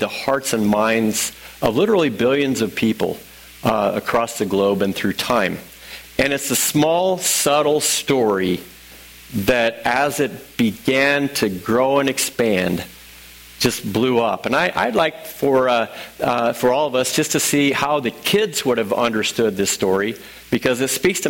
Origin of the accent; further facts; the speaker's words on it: Illinois, United States; also born or lived in St. Louis; I'm from Illinois